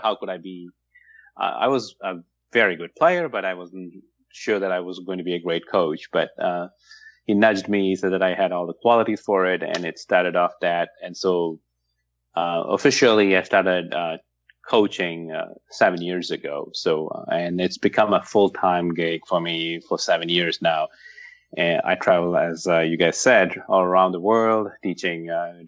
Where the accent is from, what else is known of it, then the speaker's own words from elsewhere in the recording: France; moved away as an adult; also born or lived in Paris / Seattle area; now in Seattle, United States; I'm originally from France